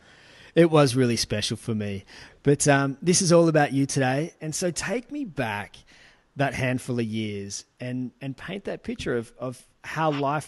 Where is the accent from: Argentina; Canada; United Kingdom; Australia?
Australia; accent: ocker; I find that the ockerness in my accent comes out when I'm speaking to Australians